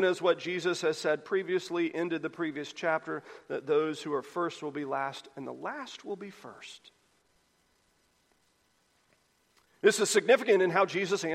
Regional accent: United States; we're American Christians

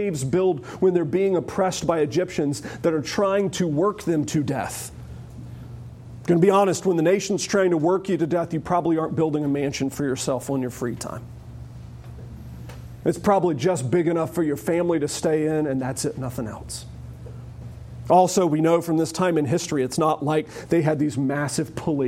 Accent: Charlotte, North Carolina, United States; growing up in Charlotte

